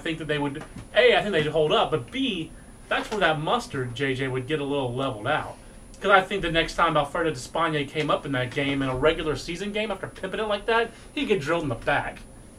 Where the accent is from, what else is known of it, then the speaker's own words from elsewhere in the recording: North Carolina, United States; And I'm a basketball fan as well. And born and raised in North Carolina.